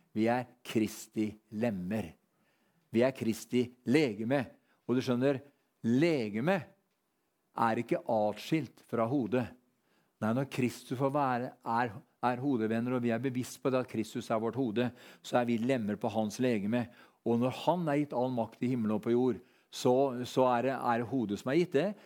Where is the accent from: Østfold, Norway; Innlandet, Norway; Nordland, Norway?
Østfold, Norway; Sarpsborg; Når vi var guttunger, så vokste vi opp eh, nede på Alvim